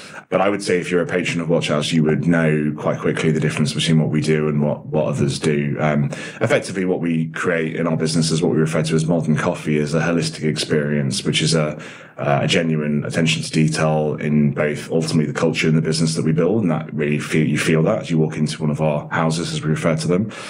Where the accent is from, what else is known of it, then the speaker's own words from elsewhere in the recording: Nottinghamshire, East Midlands, United Kingdom; also born or lived in Dublin, Ireland; now in London, United Kingdom; I was born in Dublin in the 80s and then moved in the early 90s to the UK, moved to uh, Nottinghamshire, where I was there until I was 18